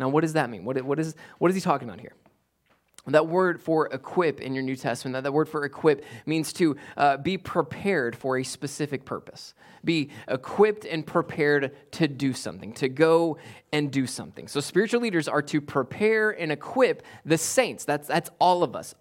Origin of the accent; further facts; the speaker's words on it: United States; as American Westerners that we are